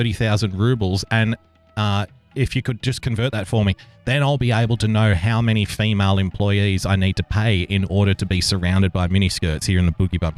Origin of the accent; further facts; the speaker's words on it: Australia; I'm also an Australian